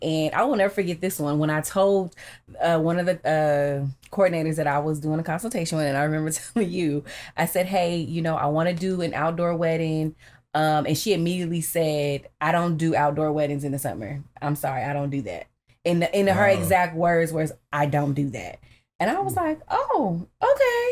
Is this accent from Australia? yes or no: no; California, United States; We're from California